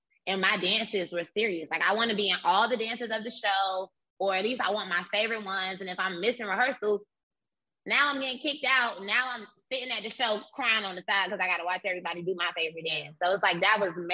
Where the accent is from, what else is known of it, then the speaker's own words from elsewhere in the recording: Miami, Florida, United States; So I'm from Miami, Florida. I'm from Liberty City, which is the hood. And at my elementary school